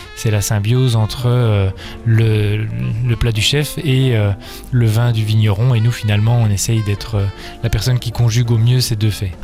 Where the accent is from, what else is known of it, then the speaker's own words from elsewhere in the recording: Belgium; En tant que Belge